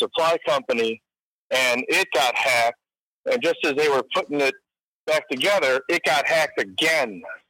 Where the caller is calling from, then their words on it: Chicago, Illinois, United States; calling from the suburbs of Chicago.